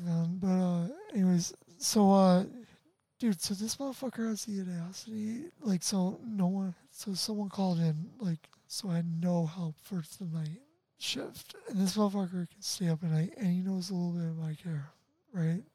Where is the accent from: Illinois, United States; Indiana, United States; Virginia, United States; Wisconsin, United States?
Illinois, United States; Chicago suburbs; if i do move like from illinois i will miss a lot of people